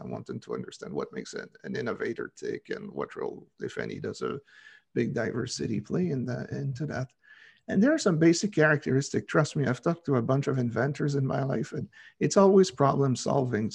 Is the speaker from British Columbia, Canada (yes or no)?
no; Quebec, Canada; I'm from Quebec